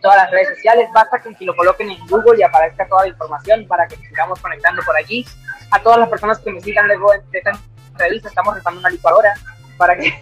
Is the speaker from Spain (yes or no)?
no; a small town in the Venezuelan Andes, Venezuela; also born or lived in Caracas, Venezuela; now in Medellín, Colombia; desde que salí de mi pueblito, en, un desde los Andes, en Venezuela